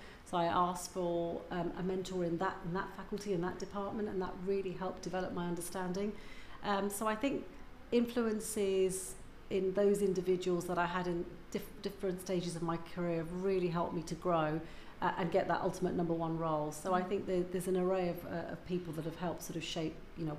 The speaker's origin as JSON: {"language": "English", "country": "India", "said": "Because I'm Indian, in case people didn't know that, and I miss so much about not having my parents around."}